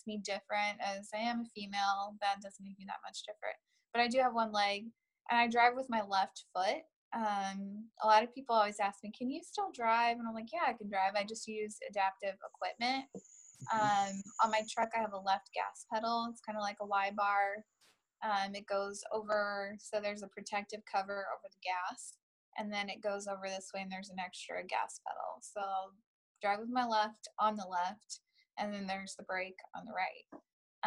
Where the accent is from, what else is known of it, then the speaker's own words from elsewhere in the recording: St. Louis, Missouri, United States; also born or lived in Iowa; I was born in Iowa, but my parents moved here when I was 3 months old. So basically I'm from St. Louis